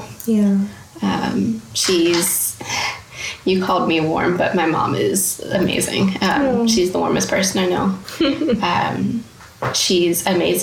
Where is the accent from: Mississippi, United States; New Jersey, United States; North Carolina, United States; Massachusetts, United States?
Mississippi, United States; also born or lived in Tupelo, Mississippi; I was born in Tupelo. Mm-hmm. My parents were pastoring a church in North Mississippi. Long story short, we moved to the coast, and that's where I remember most of my early life.